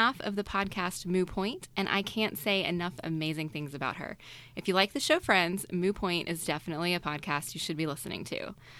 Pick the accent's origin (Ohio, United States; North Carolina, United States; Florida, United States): North Carolina, United States; I grew up in a very small town in the coastal region of North Carolina. And when I say grew up, I mean like up until the age of 10. When I was 10, I ended up kind of more in the middle of the state in an actual city.